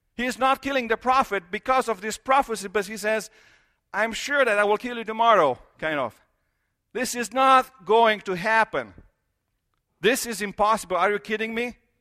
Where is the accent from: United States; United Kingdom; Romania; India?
Romania; moved away; I grew up in Romania